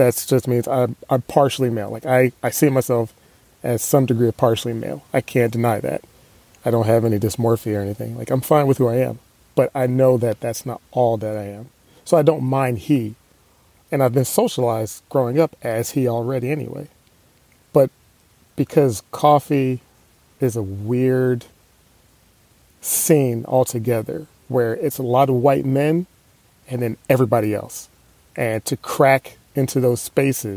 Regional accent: United States; I'm American

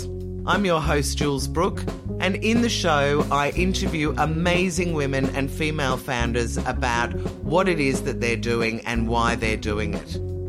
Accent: Ireland; I am Irish, got an Irish passport and everything.

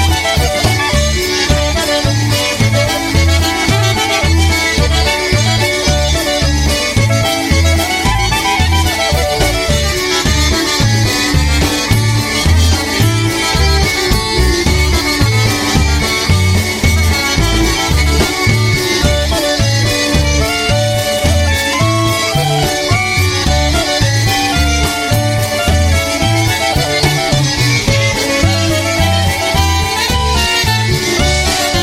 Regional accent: Port Jefferson, New York, United States; I grew up on Eastern Long Island, so in the middle of the island around Port Jeff area where the ferry came

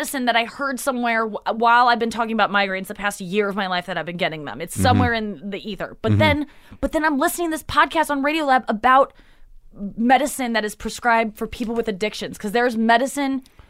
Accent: St. Louis, Missouri, United States; St. Louis.

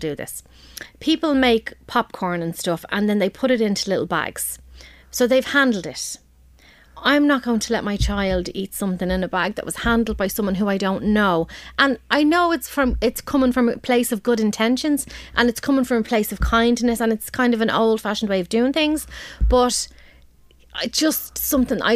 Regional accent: Balbriggan, Leinster, Ireland; I'm from Balbriggan

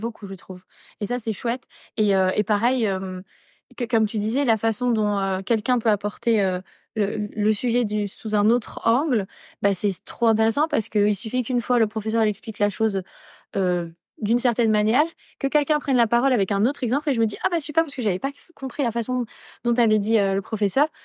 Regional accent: Angers, Pays de la Loire, France; moved away as an adult; also born or lived in Paris; now in Sydney, Australia; je viens d'Angers et que des fois ma famille me manquait

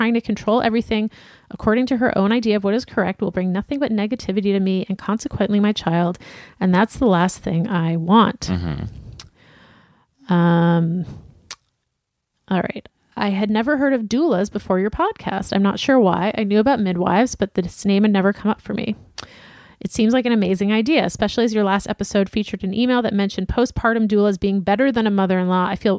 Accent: New York, United States; also born or lived in Osaka, Japan; now in Japan; I was born in Osaka and raised in New York, but when I moved to Japan, I went to the first school that hired me 5 hours from my Japanese family by bullet train.

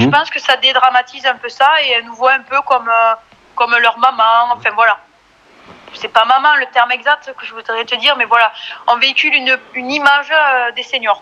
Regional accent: Bonrepos, Occitania, France; also born or lived in Tarbes; now in Blagnac, France; je viens d'un petit village qui s'appelle Bon Repos, à côté de Lannemezan, dans les Hautes-Pyrénées

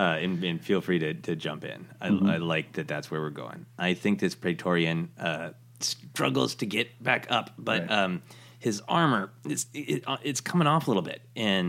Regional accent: Minnesota, United States; You know, I'm from Minnesota, a land of ice and snow, and there is a particular joy and shame.

